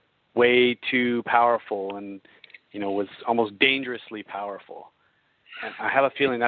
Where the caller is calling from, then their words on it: Toronto, Ontario, Canada; I'm calling from Toronto, Canada.